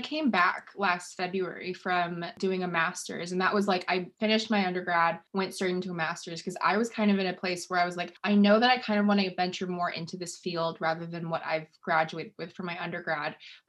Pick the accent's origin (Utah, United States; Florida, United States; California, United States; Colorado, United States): California, United States; also born or lived in St. Louis / China / Washington; No, I was born in St. Louis, moved to China for 4 years because my mom's Chinese, lived in California for like 10 years and then moved to Washington.